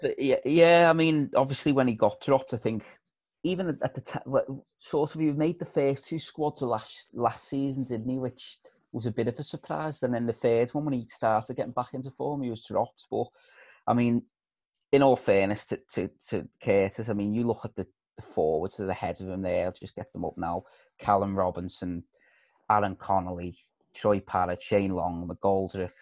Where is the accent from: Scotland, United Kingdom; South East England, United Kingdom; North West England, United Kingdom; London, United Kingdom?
North West England, United Kingdom; Liverpool; I'm from Liverpool